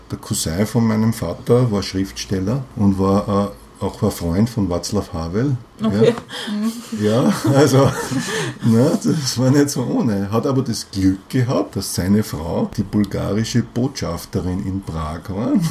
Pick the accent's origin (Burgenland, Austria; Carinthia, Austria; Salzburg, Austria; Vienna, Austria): Vienna, Austria; Ich bin Wiener.